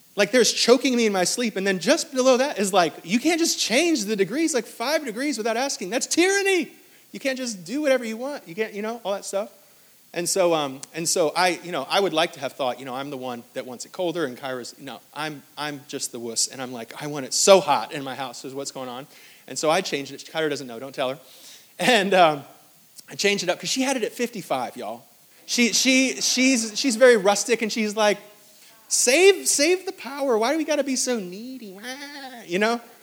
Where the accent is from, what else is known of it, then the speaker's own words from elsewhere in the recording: New York, United States; now in Greenville, United States; I'm from New York